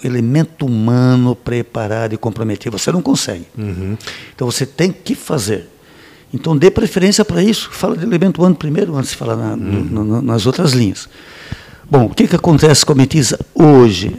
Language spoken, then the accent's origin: Portuguese; Braço do Norte, Santa Catarina, Brazil; Nasci em, eh, em Braço do Norte